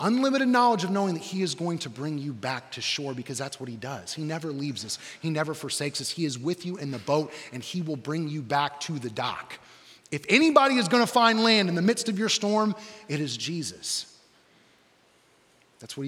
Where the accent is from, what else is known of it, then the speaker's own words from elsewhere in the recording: Johnson County, Indiana, United States; I'm from Johnson County